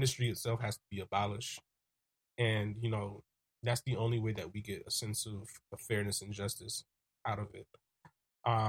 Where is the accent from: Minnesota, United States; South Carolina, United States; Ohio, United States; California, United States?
South Carolina, United States; my hometown, South Carolina State University